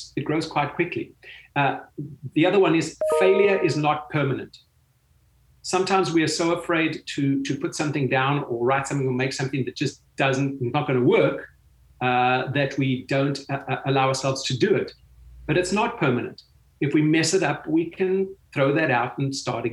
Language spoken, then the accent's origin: English; South Africa; growing up in South Africa